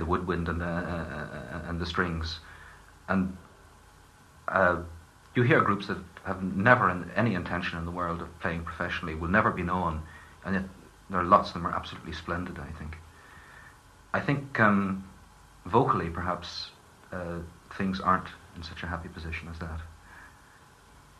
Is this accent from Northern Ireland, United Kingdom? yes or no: yes; East County Down, Northern Ireland, United Kingdom; born or raised there